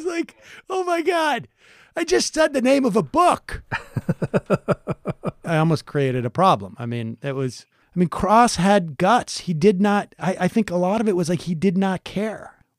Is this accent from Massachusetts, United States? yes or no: yes; Worcester, Massachusetts, United States; I grew up in Worcester, not terribly different.